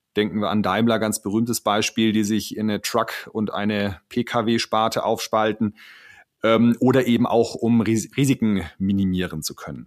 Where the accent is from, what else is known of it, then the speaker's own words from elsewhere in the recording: Baden-Württemberg, Germany; bei uns in Baden-Württemberg